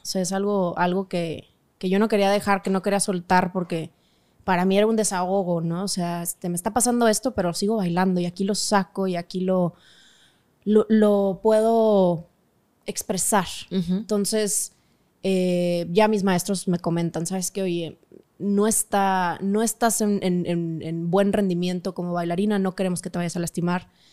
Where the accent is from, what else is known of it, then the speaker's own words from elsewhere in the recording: Monterrey, Nuevo León, Mexico; moved away; also born or lived in Mexico City; somos regios